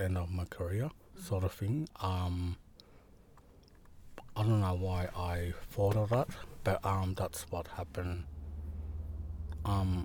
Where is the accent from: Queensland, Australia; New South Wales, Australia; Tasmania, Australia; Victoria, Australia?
Victoria, Australia; Gippsland; I'm from Gunai Kurnai, a Gunai artist from Gippsland, Southeast Australia